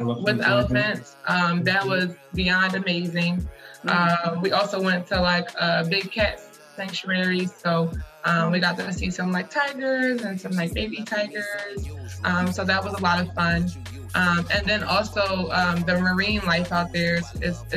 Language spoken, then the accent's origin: English; Philadelphia, Pennsylvania, United States; now in Montgomery County, Pennsylvania, United States; I am originally from Philadelphia. Right, currently we live in Montgomery County, Pennsylvania